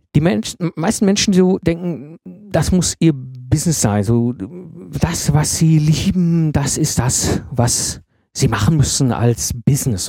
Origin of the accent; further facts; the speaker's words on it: the Ruhr area, North Rhine-Westphalia, Germany; meiner Zeit als Jugendlicher im Pott, als ich in den 90er Jahren groß geworden bin